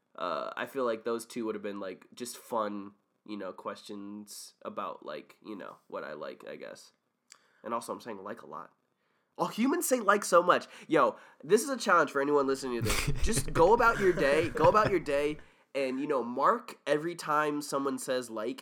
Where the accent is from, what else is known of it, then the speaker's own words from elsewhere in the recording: Windsor, Connecticut, United States; growing up in Windsor, Connecticut